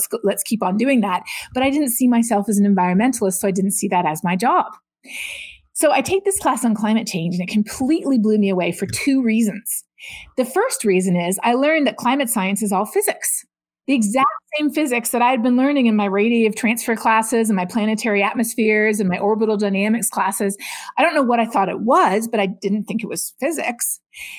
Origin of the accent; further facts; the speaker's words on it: Canada; Growing up in Canada, you learn about climate change in your geography and your science classes